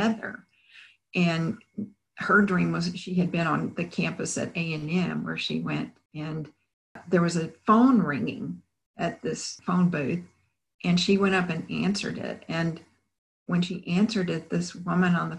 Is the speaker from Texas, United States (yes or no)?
yes; Bryan, Texas, United States; now in Houston, United States; I had remained in my hometown of Bryan